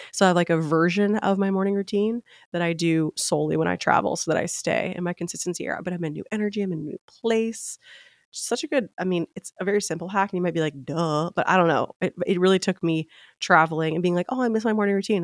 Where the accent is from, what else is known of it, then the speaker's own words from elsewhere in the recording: Memphis, Tennessee, United States; moved away as an adult; also born or lived in Nashville, Tennessee; now in Palm Beach, United States; I am from Tennessee, born and raised in Memphis